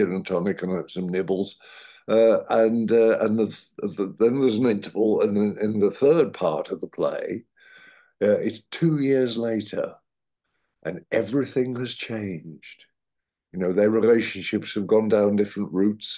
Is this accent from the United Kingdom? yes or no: yes; Midlands, United Kingdom; accent: Midlands; I'm from the Midlands. You may notice in the accent occasionally slips.